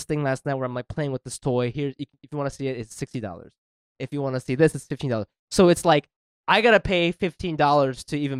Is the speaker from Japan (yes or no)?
yes; Japan; moved away; I'm from Japan. It's a whole thing. It's different when you don't grow up here.